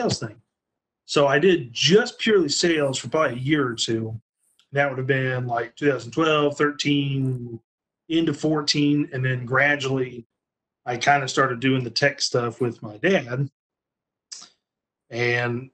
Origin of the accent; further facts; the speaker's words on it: Evansville, Indiana, United States; I'm from the Evansville area. I grew up here.